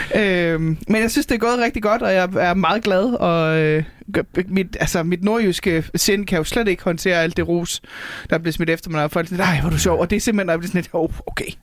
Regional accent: North Jutland, North Denmark Region, Denmark; now in Copenhagen, Denmark; nordjyder, hvor jeg kommer fra

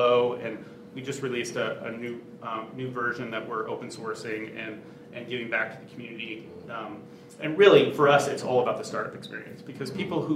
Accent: Silicon Valley, California, United States; I grew up in Silicon Valley

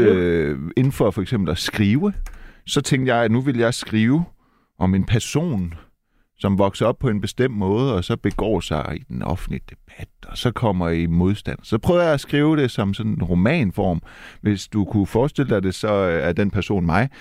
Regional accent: Silkeborg, Central Denmark Region, Denmark; Jeg er fra Silkeborg, jeg har været i Randers

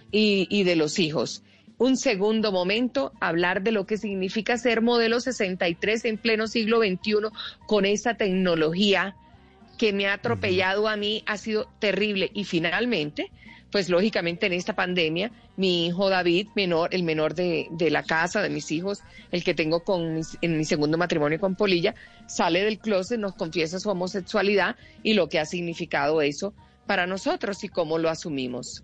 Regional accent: Colombia; nosotros los colombianos

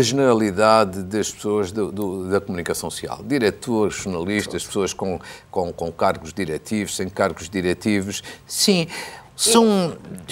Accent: the North, Northern Portugal, Portugal; moved away; also born or lived in Coimbra; Quando eu era miúdo, ainda vivendo no Norte

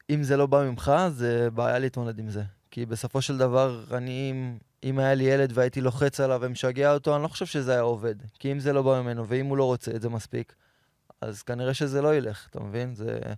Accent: Petah Tikva, Central District, Israel; האמת, גדלתי בפתח תקווה. יש חלק מהמשפחה של אבא שלי מכבי, חלק הפועל

